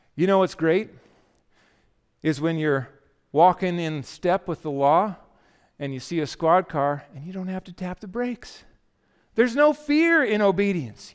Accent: United States; We are Christian Americans

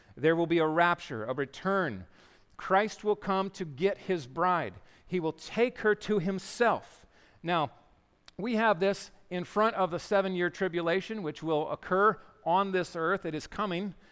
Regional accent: Yakima, Washington, United States; growing up in Yakima

